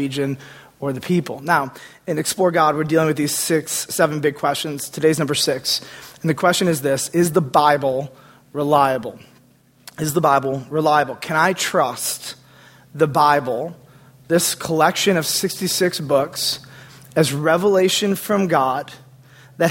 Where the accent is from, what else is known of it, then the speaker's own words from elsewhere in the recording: United States; being an American in this place in this time